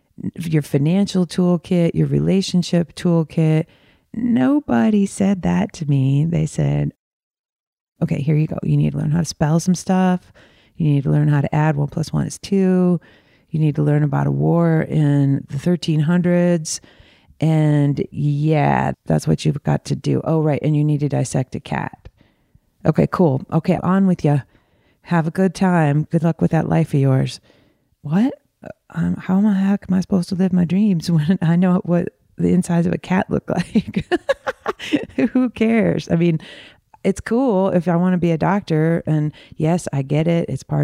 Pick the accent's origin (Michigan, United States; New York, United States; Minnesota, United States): Michigan, United States; also born or lived in Arizona, United States; I'm from Michigan, right outside of Detroit in the burbs, and also in Arizona, in right outside of Phoenix and Tempe. I went back and forth because my folks were split up.